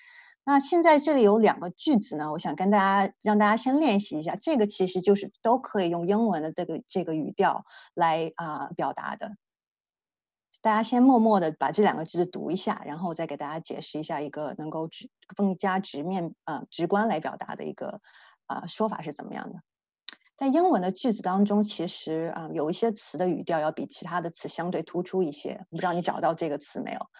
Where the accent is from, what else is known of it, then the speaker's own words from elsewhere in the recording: Dalian, Liaoning, China; 我家乡大连以前闹过一个非常搞笑的一个例子